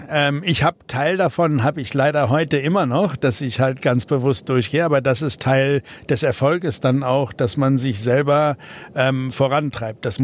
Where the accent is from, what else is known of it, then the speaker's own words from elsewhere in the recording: South Africa; German is a second language; moved away as an adult; Aus, wir sind aus äh, persönlichen Gründen aus Südafrika ausgewandert, ähm, einfach weil es gefährlicher wurde